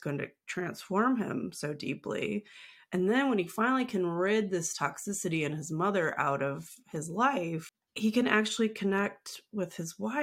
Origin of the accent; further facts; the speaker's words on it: Midwest, United States; I'm white, and I grew up in the Midwest